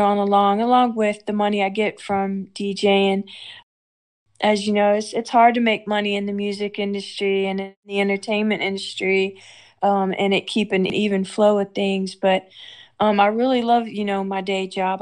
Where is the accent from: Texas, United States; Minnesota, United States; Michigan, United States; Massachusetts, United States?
Texas, United States; Houston; now in Arkansas, United States; I love Houston. That's my my hometown